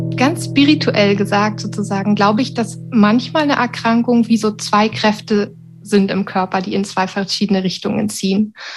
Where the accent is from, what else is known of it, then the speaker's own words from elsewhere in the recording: Berlin, Germany; also born or lived in Sweden; now in Wuppertal, Germany; Ich bin eigentlich Berlinerin